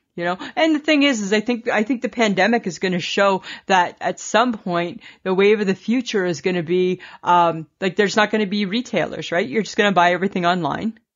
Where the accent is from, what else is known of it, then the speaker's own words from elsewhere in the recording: Ontario, Canada; I'm from Ontario